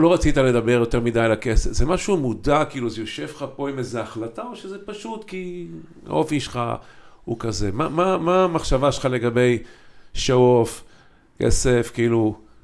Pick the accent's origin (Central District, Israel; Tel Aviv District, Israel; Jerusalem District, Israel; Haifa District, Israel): Haifa District, Israel; Haifa; moved away as an adult; also born or lived in Kfar Shmaryahu / Ramat HaSharon; אנחנו שנים גדלנו בחיפה, כולנו